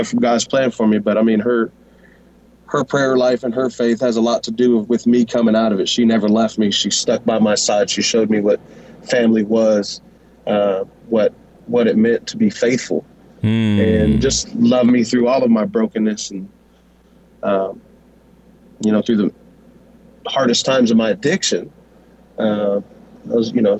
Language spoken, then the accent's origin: English; Wichita, Kansas, United States; born and raised here in Wichita, Kansas